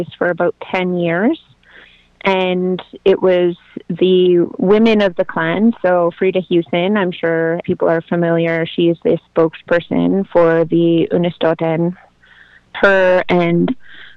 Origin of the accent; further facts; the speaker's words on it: Wet'suwet'en Nation, British Columbia, Canada; I'm a Gidimden member of the Wet'suwet'en Nation